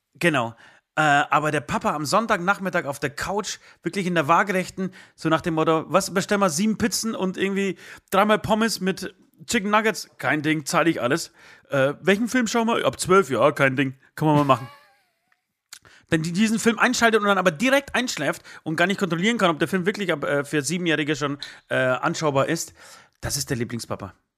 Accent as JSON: {"language": "German", "town": "Katowice", "region": "Silesian Voivodeship", "country": "Poland", "also_born_or_lived": "Tychy", "moved": "yes", "lives_now": "Germany", "said": "meine Familie oder ich komme aus, aus Katowice, äh, grob Tichau, Katowice, Oberschlesien"}